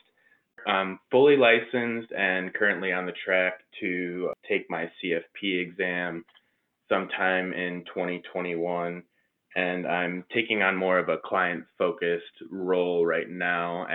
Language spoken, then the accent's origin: English; outside of Detroit, Michigan, United States; moved away as an adult; also born or lived in Central Florida; now in Orlando area, United States; I was born and raised outside of Detroit